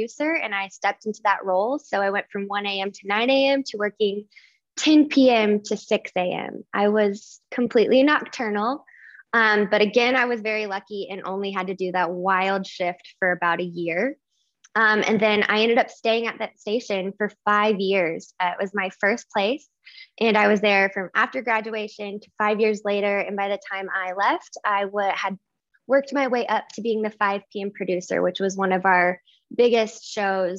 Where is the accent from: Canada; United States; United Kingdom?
United States; Oklahoma; I am originally from Oklahoma